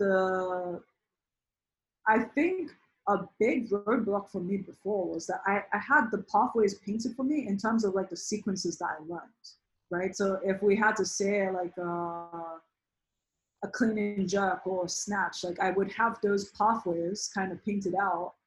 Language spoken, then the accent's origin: English; United Kingdom; now in New York, United States; I'm British by birth